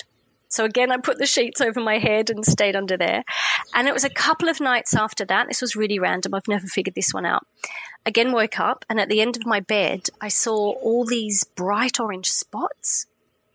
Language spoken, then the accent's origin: English; Sydney, New South Wales, Australia; now in France; I grew up in Sydney